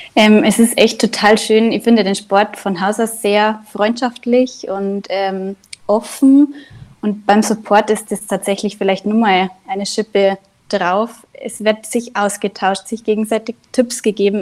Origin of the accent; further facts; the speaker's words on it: Inzell, Bavaria, Germany; now in Ruhpolding, Germany; Ich bin ursprünglich aus dem Nachbardorf, aus Inzell